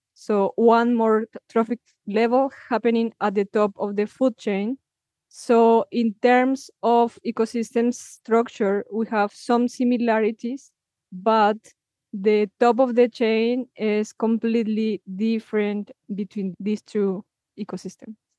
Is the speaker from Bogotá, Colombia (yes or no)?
no; Villa de Leyva, Boyacá, Colombia; my hometown, Villa Leiva